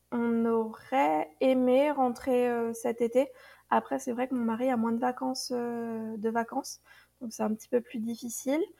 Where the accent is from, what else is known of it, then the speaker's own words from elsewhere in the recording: France; pour nous, a été difficile euh, en tant que Français, qui sommes assez francs